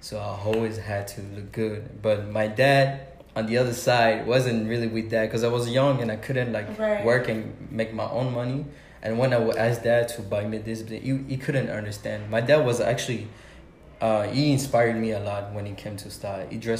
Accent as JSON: {"language": "English", "country": "Belgium", "tie": "born or raised there", "said": "I grew up in Belgium"}